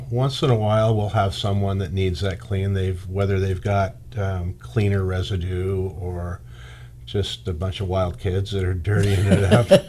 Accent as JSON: {"language": "English", "town": "Bakersfield", "region": "California", "country": "United States", "tie": "born or raised there", "also_born_or_lived": "Bay Area, California", "said": "I was born and raised in Bakersfield, California. I've lived here my whole life, other than a short time in the Bay Area when I was in my 20s. Came back here, started a family."}